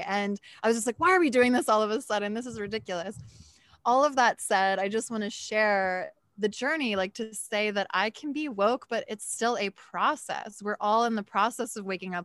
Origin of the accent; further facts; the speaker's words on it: Philadelphia, Pennsylvania, United States; I'm from Philly